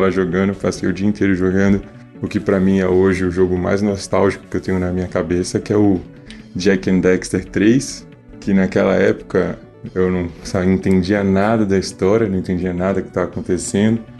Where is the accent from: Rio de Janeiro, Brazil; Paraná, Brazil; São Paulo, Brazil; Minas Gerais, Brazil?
São Paulo, Brazil; sou de São Paulo, capital, tenho 26 anos